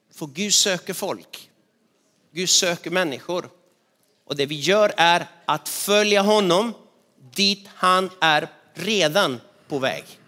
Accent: Argentina; moved away as an adult; now in Sweden; min hemstad i Argentina

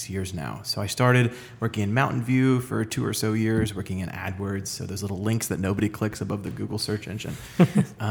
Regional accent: Orlando, Florida, United States; moved away as an adult; also born or lived in Chicago / San Francisco; I'm from Orlando

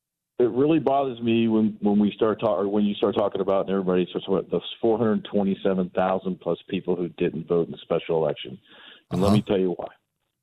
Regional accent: Florida, United States; I grew up in South Florida.

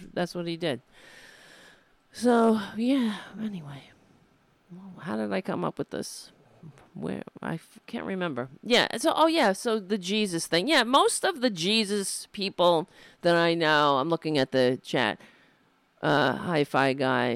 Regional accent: New York City, New York, United States; I grew up in Staten Island

